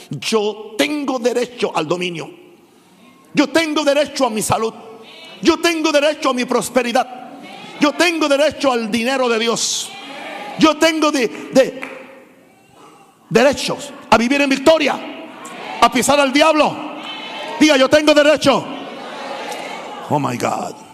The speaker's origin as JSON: {"language": "Spanish", "country": "Panama", "said": "O yo simplemente soy, soy panameño. Si yo fuera gringo, fuera millonario igual que papá."}